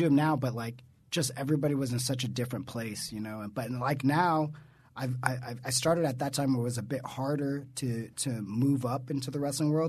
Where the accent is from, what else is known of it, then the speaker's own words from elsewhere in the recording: Southern California, United States; I came from Southern California. I started EWF, very small company, even smaller than it is now.